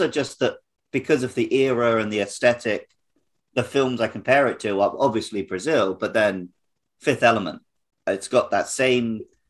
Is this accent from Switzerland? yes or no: no; Woking, South East England, United Kingdom; I was born in Woking.